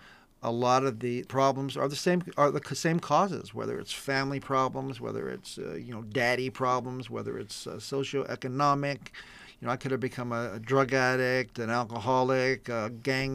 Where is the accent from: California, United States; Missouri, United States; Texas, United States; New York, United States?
California, United States; East San Gabriel Valley; born or raised there